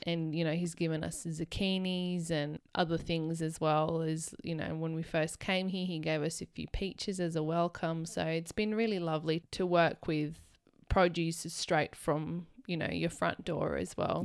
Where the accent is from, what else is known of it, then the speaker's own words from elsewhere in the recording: Canberra, Australian Capital Territory, Australia; where we grew up in Canberra